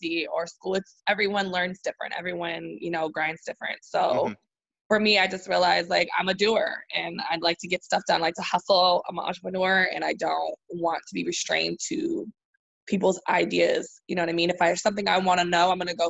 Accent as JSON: {"language": "English", "town": "San Diego", "region": "California", "country": "United States", "tie": "born or raised there", "moved": "as an adult", "said": "I am from San Diego, California"}